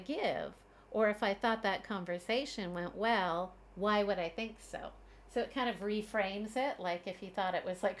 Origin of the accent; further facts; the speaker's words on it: Canada; now in Beijing, China; I am a Canadian mom living in Beijing, China